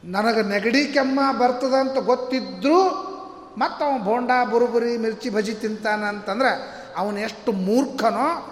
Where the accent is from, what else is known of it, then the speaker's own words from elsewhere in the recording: North Karnataka, India; ನಮ್ಮ ಹಳ್ಳಿ ಉತ್ತರ ಕರ್ನಾಟಕ ಭಾಷಾದವ್ರು